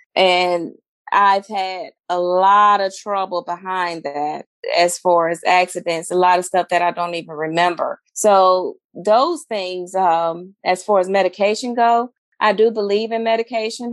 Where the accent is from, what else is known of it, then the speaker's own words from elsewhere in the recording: Flint, Michigan, United States; moved away; also born or lived in Alabama; I'm from Flint, Michigan, um, the transition from Flint to Alabama